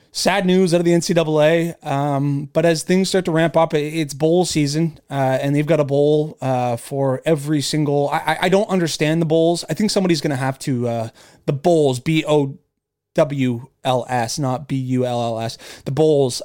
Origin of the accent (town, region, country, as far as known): Canada; born or raised there